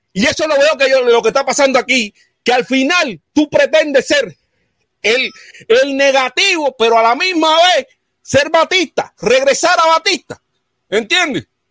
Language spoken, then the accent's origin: Spanish; Cuba